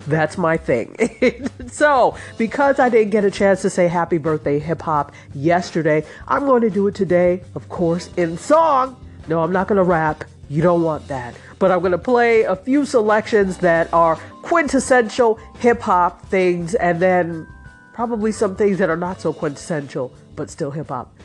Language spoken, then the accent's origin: English; New York, United States; I grew up in New York State